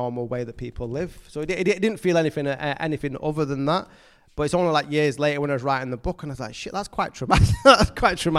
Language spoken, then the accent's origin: English; Manchester, North West England, United Kingdom; I grew up in Levin's Room and Longsight